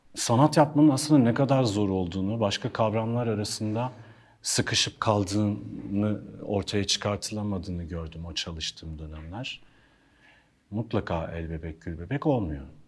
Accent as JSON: {"language": "Turkish", "region": "Ankara", "country": "Turkey", "tie": "born or raised there", "also_born_or_lived": "Hannover, Germany / Istanbul", "moved": "as an adult", "lives_now": "Bodrum, Turkey", "said": "Çocukluğum Ankara'da geçti. Okul yıllarım Ankara'da geçti. Konservatuar Ankara'da geçti"}